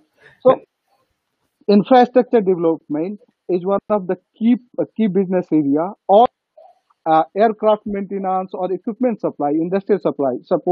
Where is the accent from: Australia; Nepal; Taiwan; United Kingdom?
Nepal; I'm from Nepal